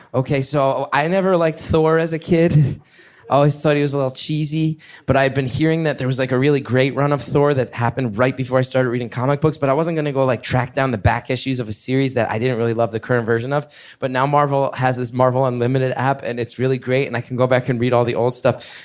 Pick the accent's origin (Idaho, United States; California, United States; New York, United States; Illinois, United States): New York, United States; I'm a New Yorker